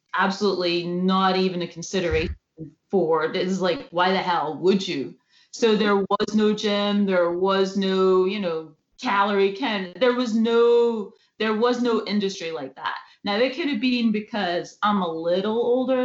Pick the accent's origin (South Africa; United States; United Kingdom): United Kingdom; Scotland; moved away; I'm from Scotland